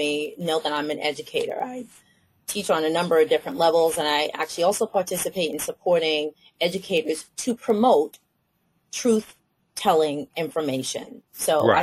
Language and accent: English; New York City, New York, United States; I'm a New Yorker, everybody knows I'm from Brooklyn